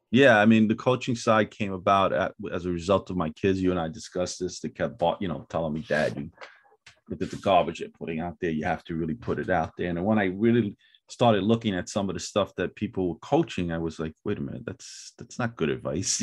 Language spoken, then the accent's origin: English; New York City, New York, United States; I'm originally from Brooklyn, New York, uh, Fort Greene, Brooklyn